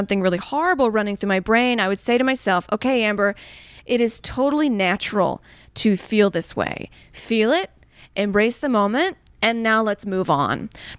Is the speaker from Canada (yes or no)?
no; Saudi Arabia; because growing up in Saudi at the time, we just had powdered milk and like no ice cream.